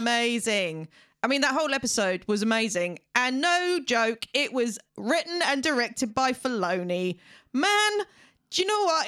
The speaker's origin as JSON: {"language": "English", "country": "United Kingdom"}